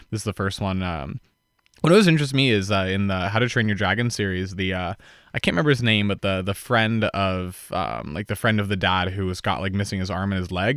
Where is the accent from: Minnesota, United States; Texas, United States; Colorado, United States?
Colorado, United States; Boulder; back in Boulder years ago